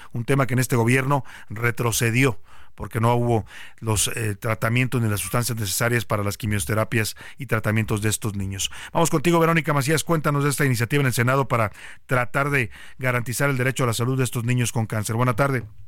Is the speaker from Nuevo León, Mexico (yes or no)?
no; Guadalajara, Jalisco, Mexico; now in Mexico City, Mexico; ahí nací y de ahí soy y amo, amo a Guadalajara, como también amo a la Ciudad de México, ya soy también mitad chilango, pero lo tapatío no se me quita